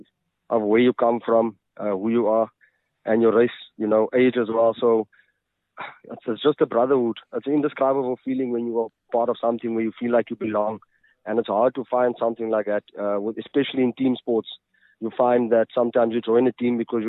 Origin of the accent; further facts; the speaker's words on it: Kimberley, Northern Cape, South Africa; also born or lived in Johannesburg; now in Mahikeng, South Africa; I am from Kimberley.